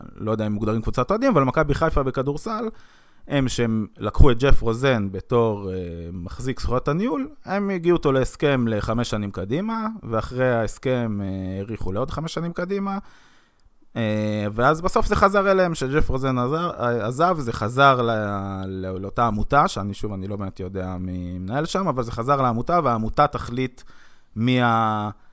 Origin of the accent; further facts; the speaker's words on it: Jerusalem, Jerusalem District, Israel; בגדול אני ירושלמי, נולדתי בירושלים